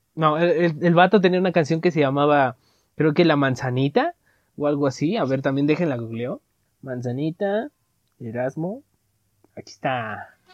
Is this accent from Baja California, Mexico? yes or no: no; Veracruz, Mexico; accent: costeño; en Veracruz, o sea, que nosotros hablábamos ahí como los costeños